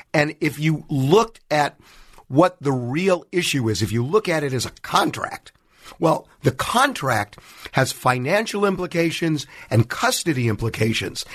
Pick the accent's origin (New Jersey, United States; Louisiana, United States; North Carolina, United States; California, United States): California, United States; Los Angeles